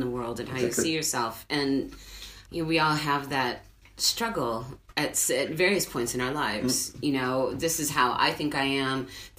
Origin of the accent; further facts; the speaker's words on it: United States; now in Paris, France; I'm also American